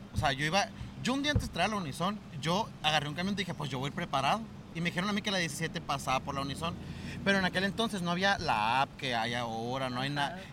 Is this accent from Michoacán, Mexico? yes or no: no; Nogales, Sonora, Mexico; moved away as an adult; now in Hermosillo, Mexico; yo soy de Sonora. Ahí viví pues hasta los 18 años